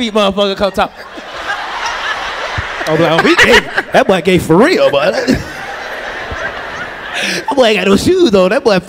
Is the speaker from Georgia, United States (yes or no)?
yes; Atlanta, Georgia, United States; Hey, I'm from Atlanta.